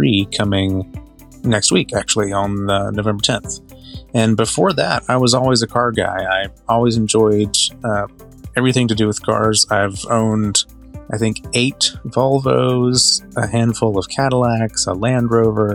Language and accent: English; North Carolina, United States; also born or lived in Florida / Winston-Salem, North Carolina; I'm originally from North Carolina. I've lived all over the state and a little bit in Florida, and I live here in the Winston-Salem area now.